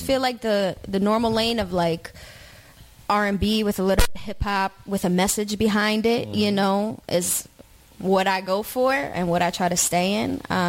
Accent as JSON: {"language": "English", "region": "New Jersey", "country": "United States", "said": "I'm like, no, I'm from South Jersey."}